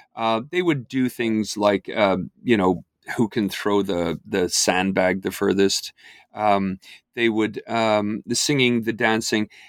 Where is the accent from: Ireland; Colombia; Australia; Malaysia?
Ireland; I grew up in Ireland